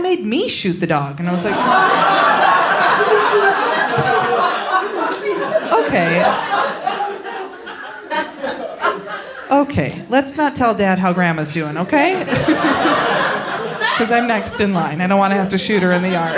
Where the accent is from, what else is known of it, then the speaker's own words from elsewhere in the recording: about an hour outside Chicago, Indiana, United States; now in Los Angeles, United States; I am from Indiana